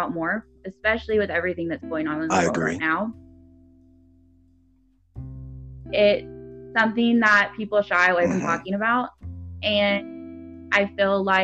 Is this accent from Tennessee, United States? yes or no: yes; Nashville, Tennessee, United States; I'm from Nashville, Tennessee